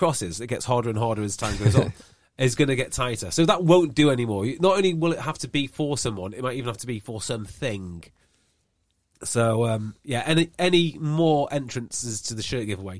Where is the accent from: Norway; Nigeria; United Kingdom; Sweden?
United Kingdom; Welsh, Wales; I'm Welsh